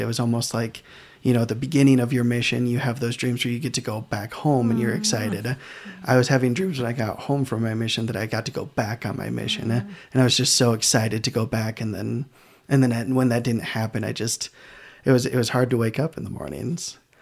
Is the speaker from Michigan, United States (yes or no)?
yes; Grand Rapids, Michigan, United States; moved away as an adult; also born or lived in Idaho; I am from Grand Rapids, Michigan. I moved to uh, Idaho to do all of my schooling.